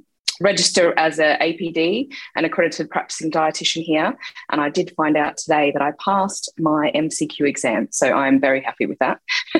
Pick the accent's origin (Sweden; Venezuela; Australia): Australia; moved away as an adult; also born or lived in United Kingdom; I'm a UK-trained dietitian. I'm originally from Australia and have finally come back home after spending 19 years in the UK.